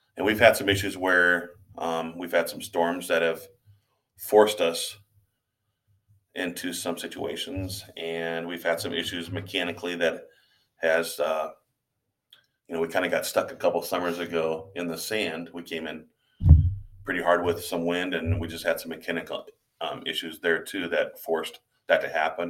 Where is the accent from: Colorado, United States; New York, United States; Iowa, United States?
Iowa, United States; Hartley; also born or lived in Wayne, Nebraska; I grew up in Hartley, Iowa, which is about a half hour away from here